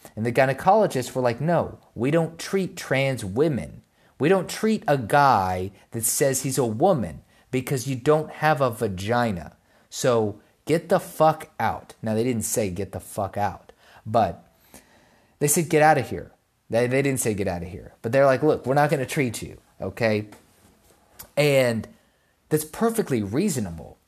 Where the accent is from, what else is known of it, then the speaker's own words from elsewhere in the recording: United States; I was born in America